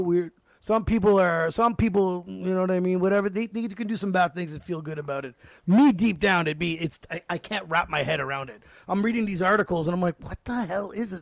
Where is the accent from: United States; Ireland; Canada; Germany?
Canada; as a Canadian